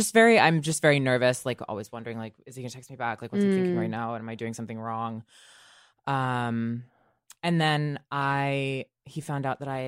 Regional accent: Arlington, Texas, United States

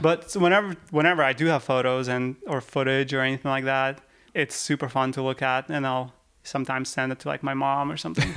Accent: Yekaterinburg, Sverdlovsk Oblast, Russia; now in United States; I grew up in the Yekaterinburg

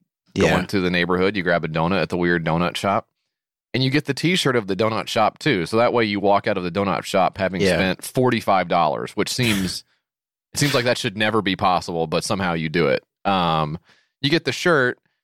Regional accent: United States; as an American growing up

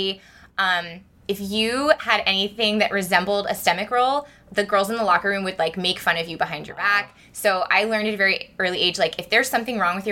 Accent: Santa Cruz, California, United States; moved away as an adult; also born or lived in Los Angeles / Japan; now in San Francisco, United States; I grew up in Santa Cruz

